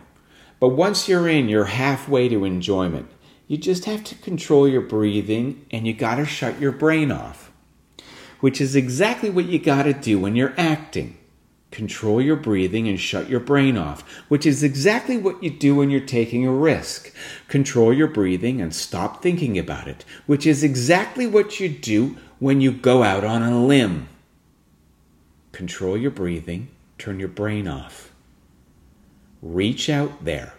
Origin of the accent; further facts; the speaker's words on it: West Vancouver, British Columbia, Canada; now in Ontario, Canada; we went to West Vancouver, my hometown